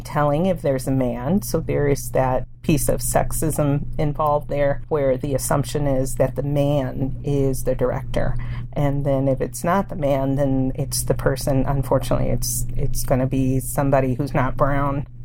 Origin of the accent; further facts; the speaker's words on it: Hammond, Indiana, United States; first language Spanish; English is a second language; also born or lived in Anchorage, Alaska; now in Tomah, United States; I grew up in Hammond, Indiana, and that's a town about 30 miles or so from Chicago